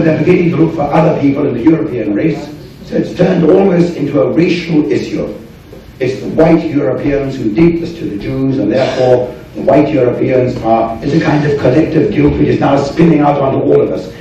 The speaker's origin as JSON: {"language": "English", "region": "England", "country": "United Kingdom", "said": "as an Englishman here"}